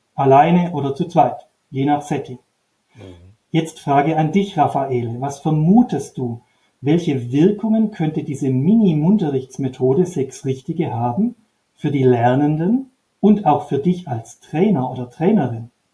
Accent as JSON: {"language": "German", "area": "Upper Swabia", "region": "Baden-Württemberg", "country": "Germany", "tie": "born or raised there", "said": "Ich bin an einer Modellschule in Oberschwaben aufgewachsen, mit Blick auf den Bodensee"}